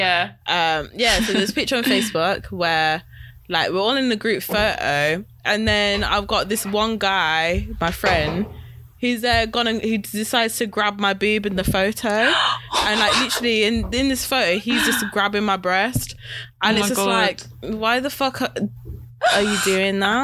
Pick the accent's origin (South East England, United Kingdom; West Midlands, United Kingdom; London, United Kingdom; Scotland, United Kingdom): West Midlands, United Kingdom; Wolverhampton; me growing up in Wolves